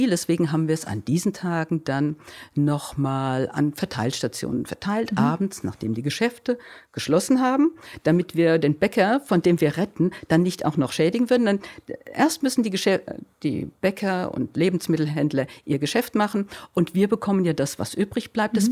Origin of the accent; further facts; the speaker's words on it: Groß-Gerau, Hesse, Germany; ursprünglich kommen wir aus Groß-Gerau, das ist so